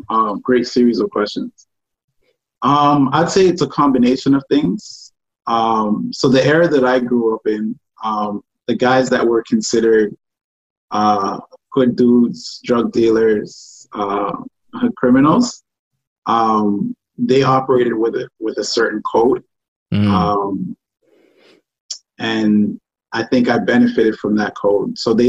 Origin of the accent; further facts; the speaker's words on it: Toronto, Ontario, Canada; also born or lived in Ghana / France / Montreal; I was born in Ghana, but raised in Toronto.